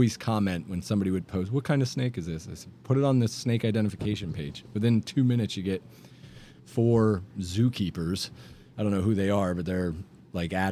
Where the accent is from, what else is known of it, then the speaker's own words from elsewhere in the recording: Oviedo, Florida, United States; also born or lived in Mayport, Florida; Grew up out in Oviedo, Florida, just outside Orlando